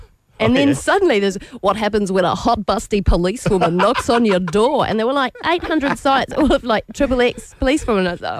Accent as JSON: {"language": "English", "town": "Christchurch", "region": "Canterbury", "country": "New Zealand", "moved": "yes", "lives_now": "Australia", "said": "I'm from Christchurch."}